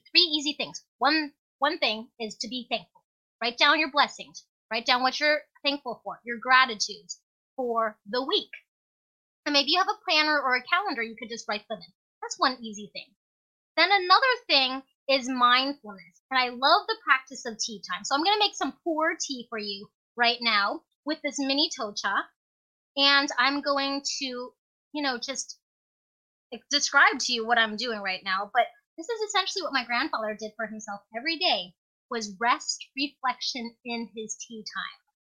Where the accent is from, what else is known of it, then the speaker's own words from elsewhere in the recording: Alaska, United States; as a little kid growing up in Alaska as an immigrant